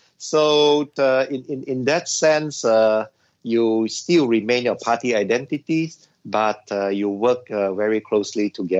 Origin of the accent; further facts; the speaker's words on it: Sabah, Malaysia; since I'm from Sabah regions and so on, we should all come together as Malaysians